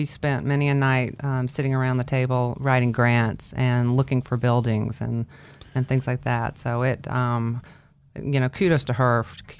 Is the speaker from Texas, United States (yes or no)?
yes; Texas, United States; accent: drawl; also born or lived in Oklahoma; now in Boise, United States; I grew up in Texas